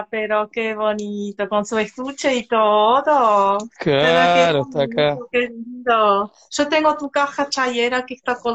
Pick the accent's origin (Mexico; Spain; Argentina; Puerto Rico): Argentina; La Rioja; necesito ir a La Rioja, es mi tierra